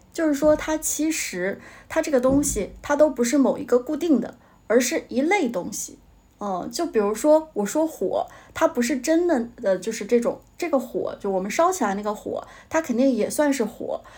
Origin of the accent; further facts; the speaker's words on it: Jilin, China; 我是吉林的嘛，我是东北人，然后在我们家当地那边找了一个老师